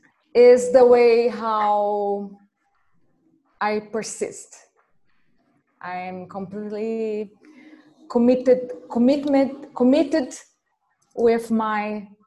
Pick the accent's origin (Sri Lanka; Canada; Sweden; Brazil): Brazil; I'm from Brazil.